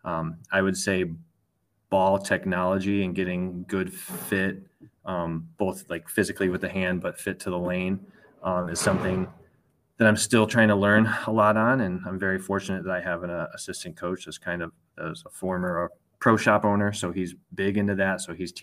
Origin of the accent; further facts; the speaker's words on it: Illinois, United States; also born or lived in Bettendorf, Iowa; I grew up in Illinois.